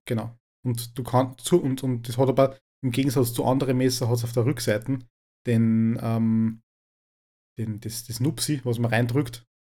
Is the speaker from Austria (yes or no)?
yes; Upper Austria, Austria; bei uns in Oberösterreich